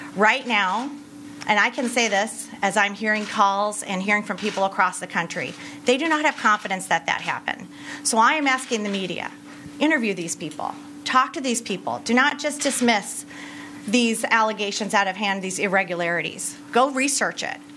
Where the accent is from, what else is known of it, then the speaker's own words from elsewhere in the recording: Michigan, United States; Michigan is my home state